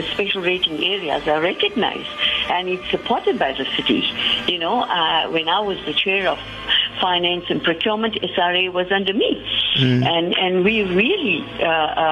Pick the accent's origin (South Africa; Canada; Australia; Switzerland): South Africa; Westville, KwaZulu-Natal; I'm from Westville